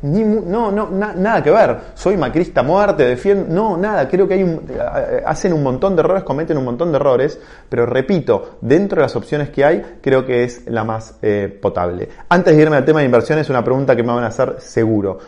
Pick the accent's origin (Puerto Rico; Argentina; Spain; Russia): Argentina; como argentinos